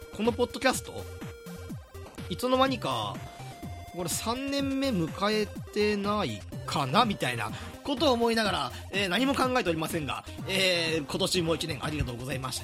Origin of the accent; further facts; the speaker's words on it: Hyogo, Japan; 僕はあの兵庫出身なんで西の方はわかる